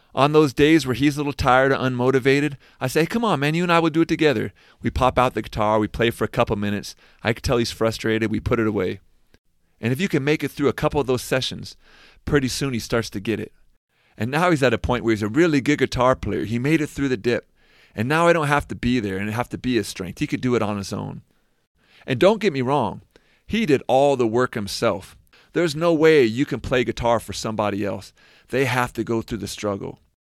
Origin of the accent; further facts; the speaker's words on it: Seattle, Washington, United States; moved away as an adult; I'm from Seattle, I got to stay with my folks when I was back home